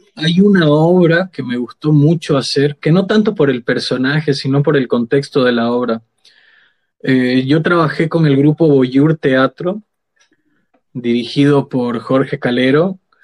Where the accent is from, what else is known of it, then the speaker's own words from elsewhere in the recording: Sucre, Chuquisaca, Bolivia; Yo soy de Sucre, toda mi familia viene de Sucre